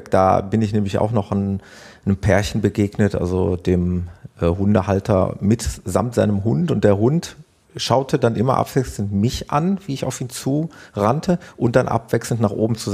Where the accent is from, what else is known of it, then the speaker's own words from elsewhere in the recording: Netherlands; Das ist ein Klassiker bei uns in Hol Holland